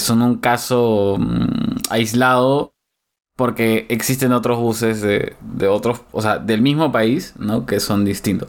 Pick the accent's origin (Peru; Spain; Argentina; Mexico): Peru; cómo somos los peruanos